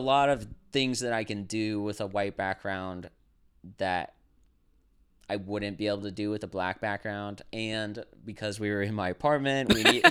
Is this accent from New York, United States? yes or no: no; South Dakota, United States; So I say a lot of times when I say South Dakota, people are like